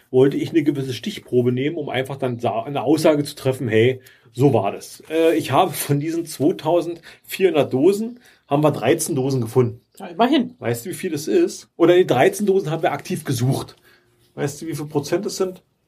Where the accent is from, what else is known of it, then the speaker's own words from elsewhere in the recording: Germany; als Deutscher ist man echt ein bisschen, ein bisschen sprachlich verloren